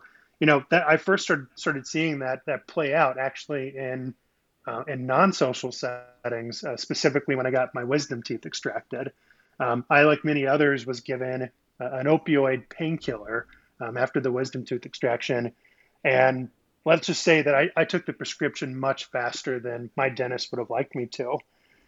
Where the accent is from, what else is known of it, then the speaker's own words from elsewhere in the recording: Midwest, United States; I grew up in the Midwest.